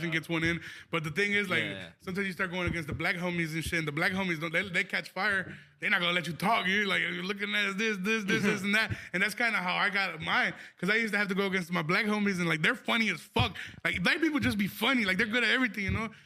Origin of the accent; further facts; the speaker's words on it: United States; I'm American